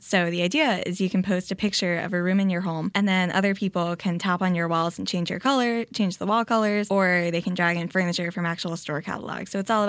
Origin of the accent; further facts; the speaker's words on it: New York City, New York, United States; now in Santa Monica, United States; I am not from LA. I'm actually from Queens, New York, almost in Long Island.